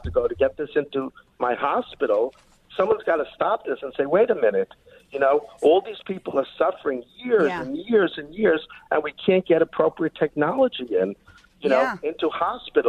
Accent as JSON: {"language": "English", "region": "New York", "country": "United States", "accent": "New York", "said": "you could probably tell from my accent, I'm a New Yorker."}